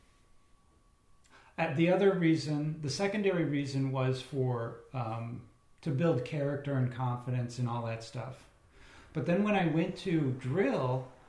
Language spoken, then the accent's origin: English; Chicago, Illinois, United States; moved away as an adult; also born or lived in Indiana; that's where I grew up in Illinois. Well, Chicagoland area specifically